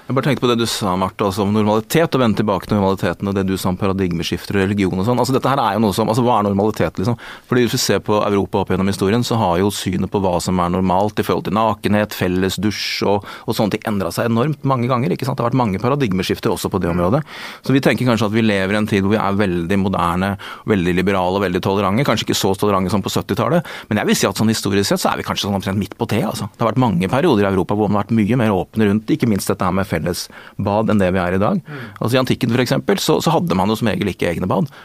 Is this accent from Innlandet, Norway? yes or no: no; Askim, Østfold, Norway; Og jeg vokste dessuten opp i, altså, i Askim i Indre Østfold